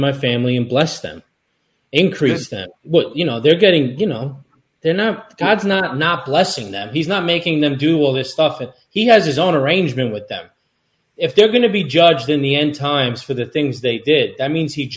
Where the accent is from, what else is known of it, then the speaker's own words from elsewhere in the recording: Long Island, New York, United States; also born or lived in Europe; we grew up Long Island Italian